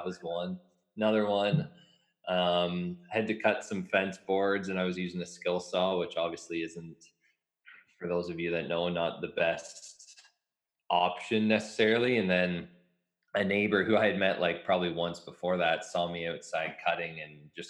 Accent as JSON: {"language": "English", "town": "Mitchell", "region": "Ontario", "country": "Canada", "tie": "born or raised there", "also_born_or_lived": "London, Ontario", "lives_now": "Lucan, Canada", "said": "I grew up in Mitchell, Ontario"}